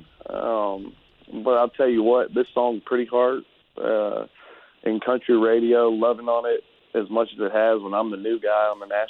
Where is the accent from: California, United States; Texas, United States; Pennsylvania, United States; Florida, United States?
Texas, United States; Conroe; moved away as an adult; also born or lived in Austin / Nashville; I'm in my hometown of Conroe, Texas.